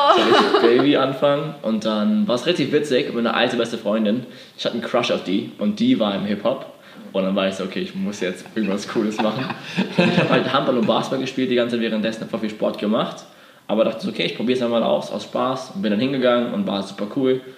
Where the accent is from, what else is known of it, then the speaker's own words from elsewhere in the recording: Bad Dürkheim, Rhineland-Palatinate, Germany; moved away as an adult; also born or lived in Berlin; ich komme ursprünglich aus Bad Dürkheim. Das ist eine kleine mhm. Stadt, bin schon groß geworden